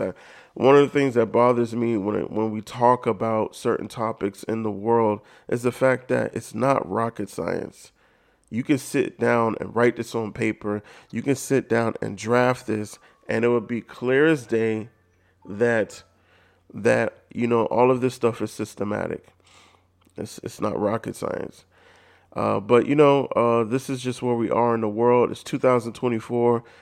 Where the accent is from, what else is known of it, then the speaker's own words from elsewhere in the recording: United States; being Black in America or just, you know, knowing that I'm African American